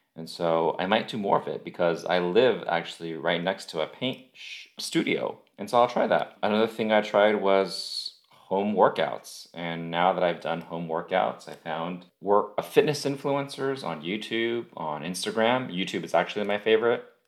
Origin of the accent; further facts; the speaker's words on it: United States; we are American